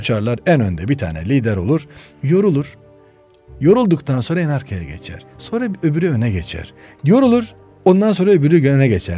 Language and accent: Turkish; Of, Trabzon, Turkey; moved away; also born or lived in Istanbul; Trabzon Uf doğumluyum.